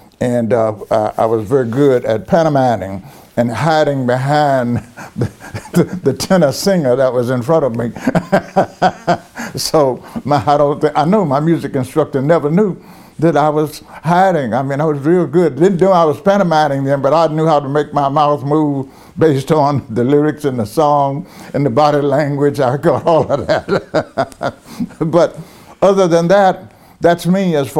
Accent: North Little Rock, Arkansas, United States; also born or lived in Brinkley, Arkansas; I grew up in North Little Rock, Arkansas

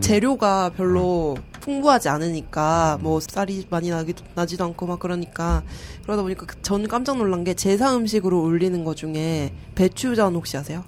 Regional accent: Daegu, South Korea; 저는 대구 출신이거든요

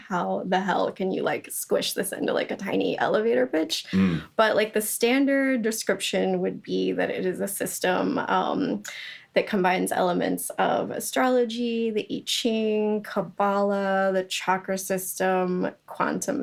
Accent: Georgia, United States; I'm from Georgia

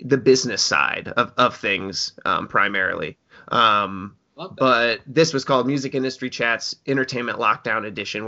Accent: Springfield, Illinois, United States; moved away; I grew up around Springfield, Illinois

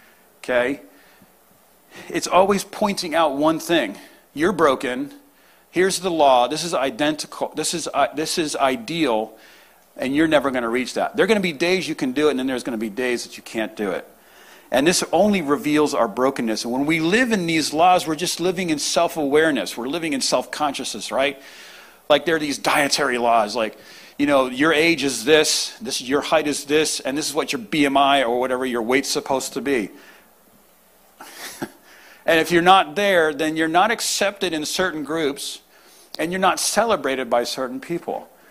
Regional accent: New England, United States; I play hockey, though. I love hockey. I grew up in New England.

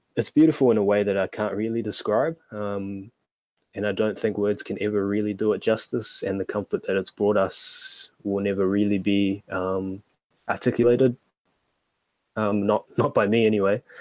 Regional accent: Auckland, New Zealand; in 1998, out west, uh, and I've been there for my whole life

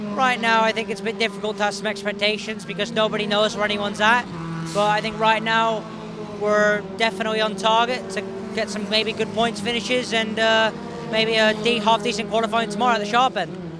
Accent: Toronto, Ontario, Canada; also born or lived in Miami, Florida; now in London, United Kingdom; I was born in Toronto, Ontario, lived there for quite a little, quite a while, and then ended up moving to Miami for a few years

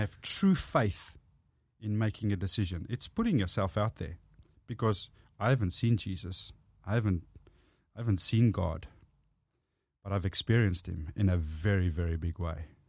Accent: South Africa; born or raised there; accent: South African; first language Afrikaans; English is a second language; moved away as an adult; now in Australia

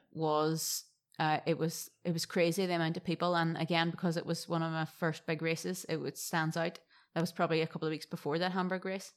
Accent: Derry, Northern Ireland, United Kingdom; accent: Irish; moved away as an adult; now in Gold Coast, Australia; my hometown in Derry

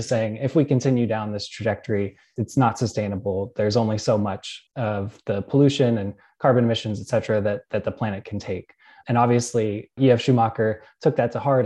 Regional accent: Pittsburgh, Pennsylvania, United States; moved away; I grew up around Pittsburgh, Pennsylvania

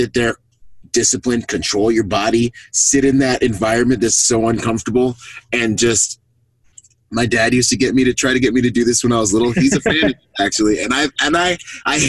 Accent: Bahamas; I'm from the Bahamas

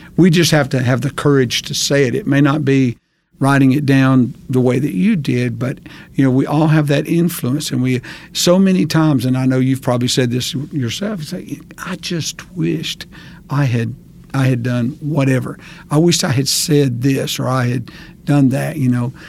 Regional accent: Hansville, United States; moved away as an adult; I grew up in Hansville and then left here for many years, for almost twenty years, and then came back

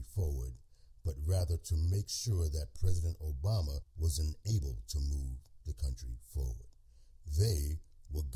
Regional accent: United States; What I am is an American who seeks the truth

